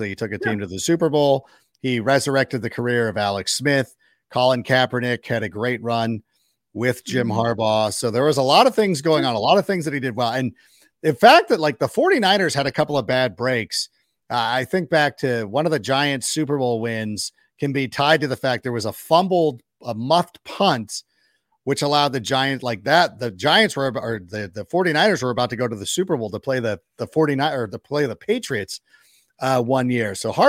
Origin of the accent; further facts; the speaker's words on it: Wales, United Kingdom; I'm Welsh. Okay. UK, right?